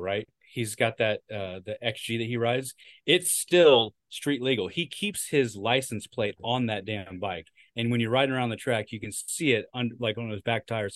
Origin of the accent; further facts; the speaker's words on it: Illinois, United States; I was born and raised in Illinois